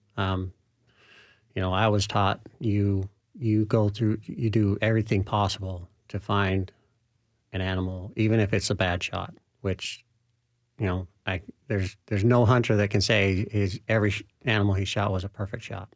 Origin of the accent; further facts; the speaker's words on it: Utah, United States; now in Middle Tennessee, United States; I'm from Utah originally.